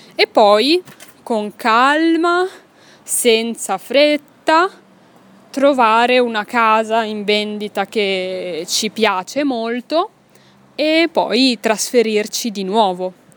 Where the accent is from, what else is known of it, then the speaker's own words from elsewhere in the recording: Milan, Lombardy, Italy; moved away as an adult; also born or lived in Pisa, Italy; now in Brussels, Belgium; io sono nata a Milano, ma ho fatto l'università a Pisa